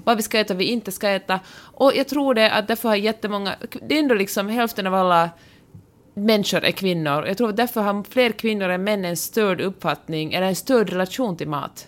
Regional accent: Finland

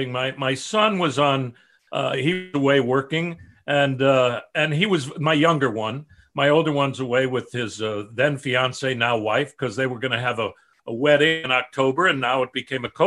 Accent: Chicago, Illinois, United States; my family south side of chicago and no artistic uh, nature there but i did hear that my grandfathers were cantors and mohels and and shochets

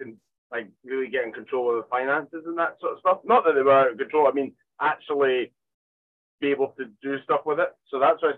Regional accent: Arbroath, Scotland, United Kingdom; in Arbroath

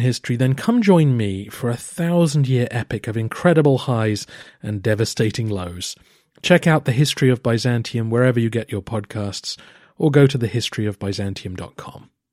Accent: England, United Kingdom; I am also an Englishman

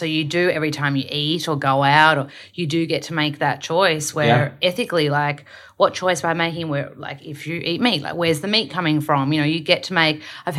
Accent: Melbourne, Victoria, Australia; moved away; So I'm from Melbs. I'm born and raised in Melbs

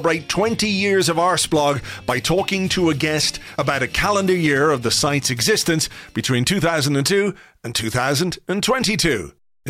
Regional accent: Ireland; as an Irishman

